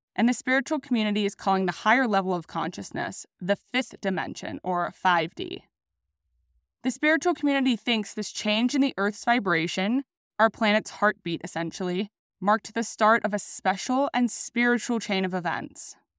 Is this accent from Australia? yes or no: yes; Sydney, New South Wales, Australia; also born or lived in Denver, Colorado; now in Sydney, Australia; I decided to return home to Sydney, Australia.